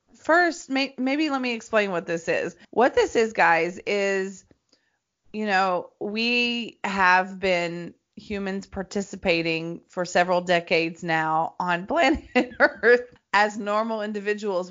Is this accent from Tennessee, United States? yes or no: yes; Greenbrier, Tennessee, United States; I'm from Nashville, Tennessee, right? I'm from a little town